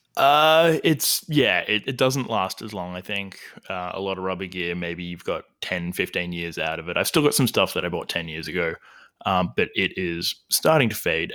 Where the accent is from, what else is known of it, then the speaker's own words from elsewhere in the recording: Albury, New South Wales, Australia; now in Melbourne, Australia; I'm originally from Albury, Wodonga, Australia